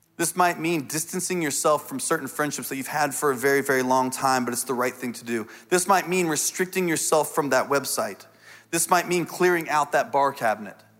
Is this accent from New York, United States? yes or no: no; Indiana, United States; I grew up in Indiana on a farm, uh, for a lot of my life.